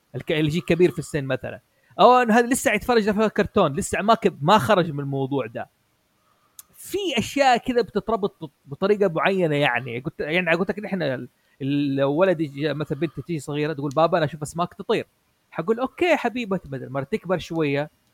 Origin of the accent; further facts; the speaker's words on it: Saudi Arabia; نحن كان عندنا في السعوديه